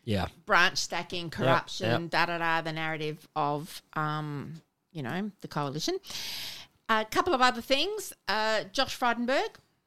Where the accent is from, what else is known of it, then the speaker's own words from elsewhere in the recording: South Australia, Australia; it is where I come from.